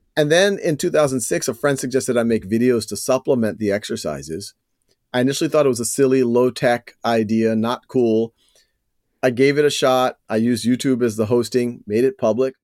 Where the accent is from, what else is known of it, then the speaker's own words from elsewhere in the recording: New Orleans, Louisiana, United States; moved away; also born or lived in Boston; I was born and raised in New Orleans